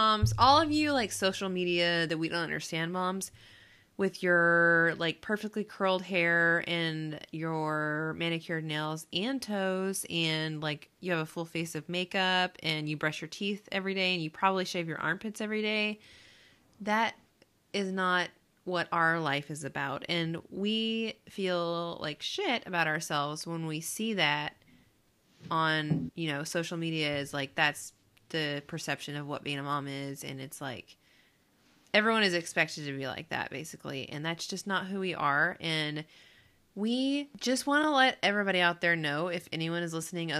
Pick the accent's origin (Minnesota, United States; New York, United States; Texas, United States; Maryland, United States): Texas, United States; Austin; moved away; also born or lived in California; I'm from Texas, Austin specifically, and I'm a mom of a 2-year-old named Penny.